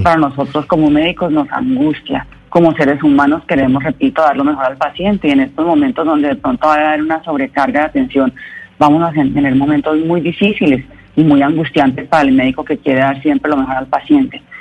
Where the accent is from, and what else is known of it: Colombia